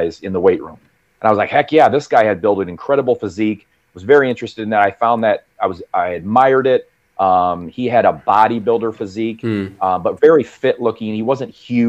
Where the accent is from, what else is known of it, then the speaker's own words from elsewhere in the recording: central United States, Midwest, United States; I'm obviously from the United States, central United States.